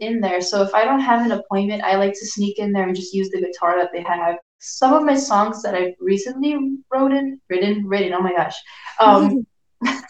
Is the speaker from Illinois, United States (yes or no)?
yes; Chicago, Illinois, United States; I'm from Chicago, Illinois, the southeast side specifically